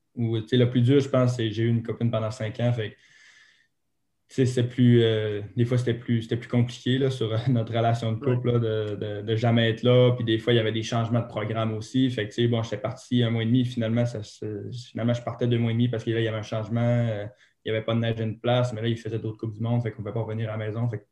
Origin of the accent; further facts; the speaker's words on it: Saguenay, Quebec, Canada; Moi, je viens du Saguenay, au Mont-Bélu.